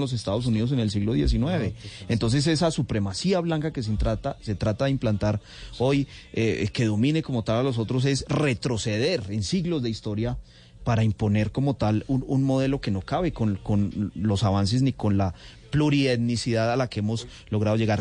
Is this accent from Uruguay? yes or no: no; Colombia; lo que somos realmente los colombianos